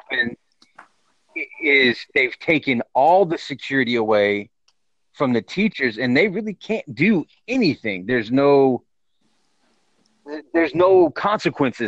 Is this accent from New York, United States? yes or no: no; Texas, United States; I'm from Texas